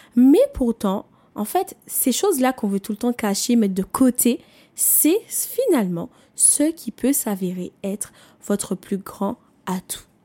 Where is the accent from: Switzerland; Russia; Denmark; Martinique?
Martinique; je viens des Antilles, je viens de la Martinique